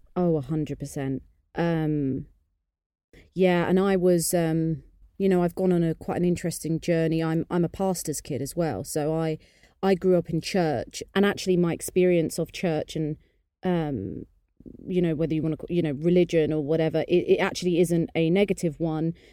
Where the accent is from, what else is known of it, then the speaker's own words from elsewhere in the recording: United Kingdom; I'm half English, half Indian, but I'm very British